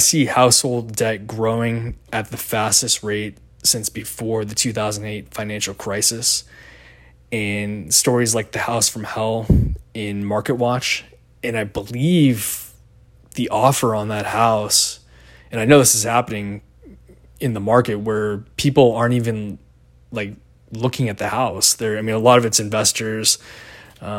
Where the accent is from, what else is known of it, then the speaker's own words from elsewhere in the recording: Seattle, Washington, United States; I grew up in the Seattle area